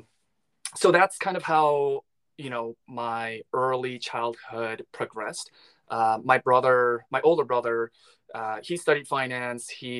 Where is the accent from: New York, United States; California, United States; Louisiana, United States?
New York, United States; Long Island; moved away as an adult; now in Los Angeles, United States; I was born and raised in New York. I'm Korean American.